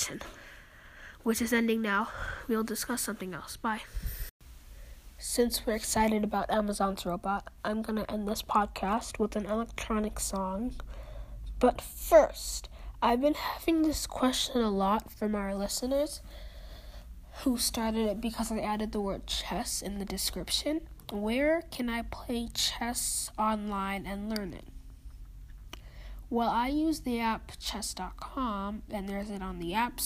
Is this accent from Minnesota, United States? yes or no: yes; Minnesota, United States; I'm from Minnesota